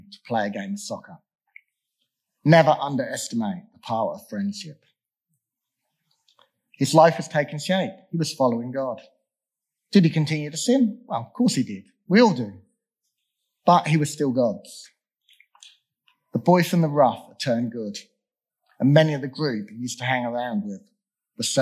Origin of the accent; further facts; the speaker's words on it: England, United Kingdom; I was born in England.